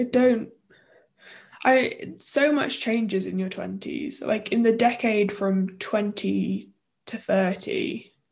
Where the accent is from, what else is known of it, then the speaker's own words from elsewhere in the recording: United Kingdom; That's part of being British